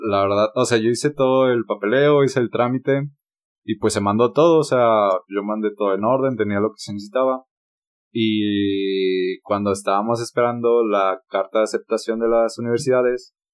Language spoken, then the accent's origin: Spanish; San Luis, San Luis Potosí, Mexico; No, que somos de San Luis, de ¿a poco? No, sí, es que, ah, es que hablan muy cantado nos decían a nosotros